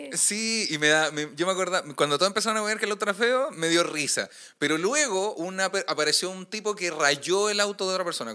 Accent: Puente Alto, Santiago Metropolitan Region, Chile; yo soy de Puente Alto

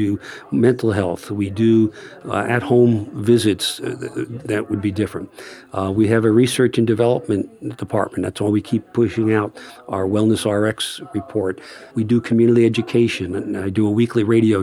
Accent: Phoenicia, New York, United States; Phoenicia, it's my hometown

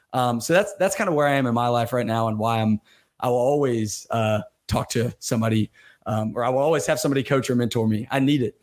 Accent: Birmingham, Alabama, United States; me growing up in Alabama, Birmingham, Alabama

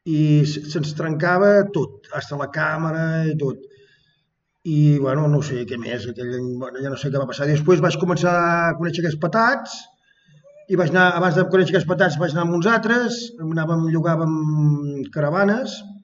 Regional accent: Sant Feliu de Guíxols, Catalonia, Spain; soc de Sant Feliu de Guíxols

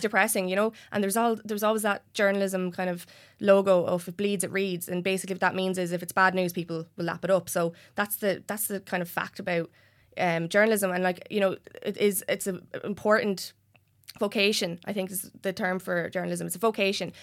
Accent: Enniscorthy, Leinster, Ireland; born or raised there

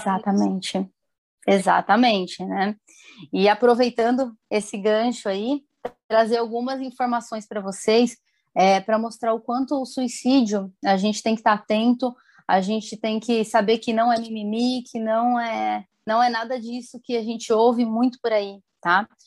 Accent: interior of São Paulo, Brazil; moved away as an adult; also born or lived in Campinas; now in Paraná, Brazil; eu sou do interior de São Paulo, sou formada em Campinas também, né? Hum. E aí eu fui para o Sul e atualmente estou no Paraná.

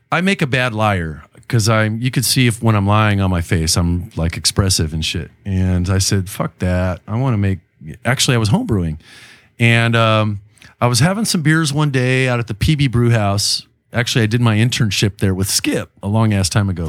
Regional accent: Chula Vista, California, United States; born and raised in Chula Vista, Bay General Hospital

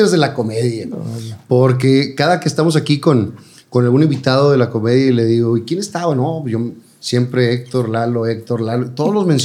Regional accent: Monterrey, Nuevo León, Mexico; Yo, también salí de la Conchita

